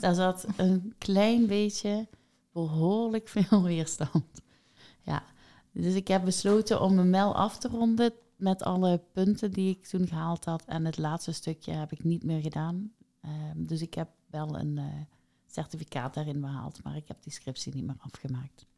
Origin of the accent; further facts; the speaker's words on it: Netherlands; ik ben Nederlandse